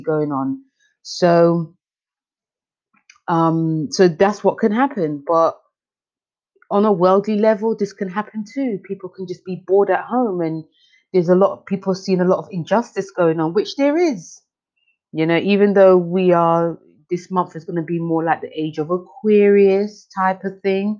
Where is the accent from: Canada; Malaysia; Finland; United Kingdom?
United Kingdom; London; I'm from London